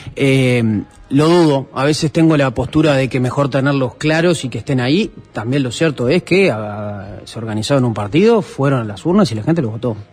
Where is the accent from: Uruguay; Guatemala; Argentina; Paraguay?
Uruguay; Montevideo; nosotros somos los tres montevideanos